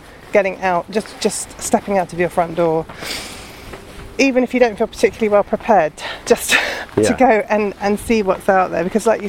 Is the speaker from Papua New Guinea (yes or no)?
no; London, United Kingdom; I grew up in London as well